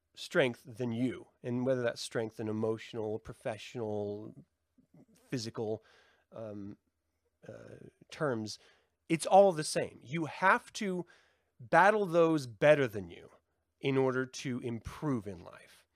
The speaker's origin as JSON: {"language": "English", "town": "Salt Lake City", "region": "Utah", "country": "United States", "tie": "born or raised there", "said": "growing up in Salt Lake City"}